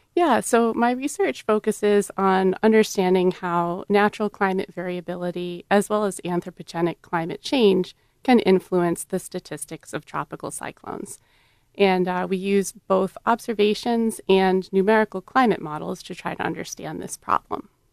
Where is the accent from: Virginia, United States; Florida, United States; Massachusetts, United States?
Massachusetts, United States; moved away; I grew up in Massachusetts